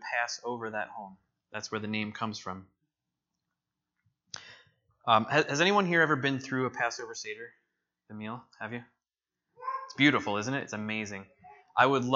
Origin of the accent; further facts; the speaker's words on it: New Jersey, United States; moved away; I'm from New Jersey